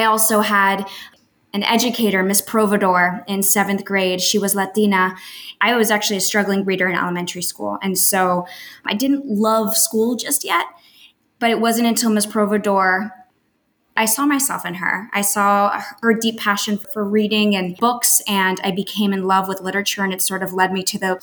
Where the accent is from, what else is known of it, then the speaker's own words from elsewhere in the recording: Miami, Florida, United States; moved away as an adult; also born or lived in Colombia; now in New York City, United States; I grew up in Miami, Florida. My family left Colombia